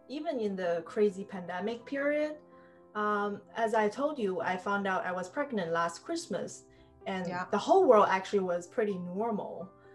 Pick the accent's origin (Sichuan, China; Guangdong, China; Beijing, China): Beijing, China; moved away as an adult; also born or lived in Bangkok / San Francisco / New York; I'm originally from Beijing.